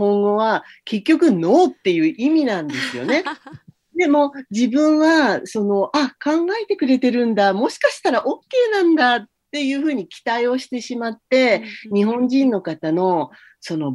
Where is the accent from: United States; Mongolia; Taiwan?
United States; Japanese is a second language; now in Japan; これはアメリカではちょっと考えられないことで、特にまあ自分があの、自分の出身地なんかだと、結構、あの、治安が悪かったりするので